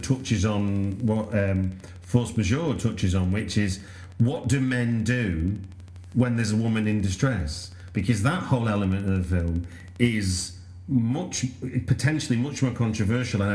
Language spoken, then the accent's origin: English; United Kingdom